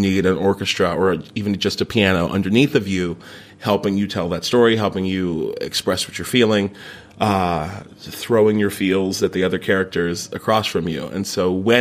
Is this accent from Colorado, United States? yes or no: no; Morgantown, West Virginia, United States; moved away as an adult; also born or lived in New York City; now in London, United Kingdom; Since I was 8, I started taking improv classes in my hometown, in Morgantown, West Virginia